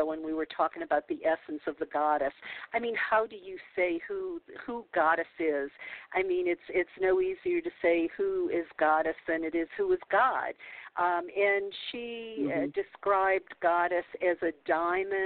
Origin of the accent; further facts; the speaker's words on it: New Orleans, Louisiana, United States; I grew up in the South. I was born in New Orleans